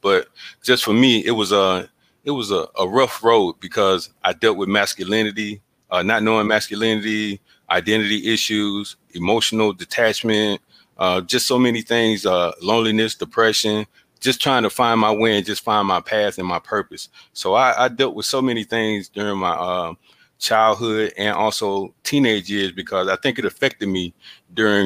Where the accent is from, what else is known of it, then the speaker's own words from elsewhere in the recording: Columbus, Georgia, United States; now in Clarksville, United States; I'm originally from Columbus, Georgia